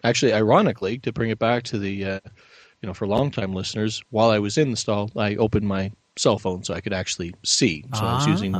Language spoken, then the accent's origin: English; Canada; my fellow Canadians will know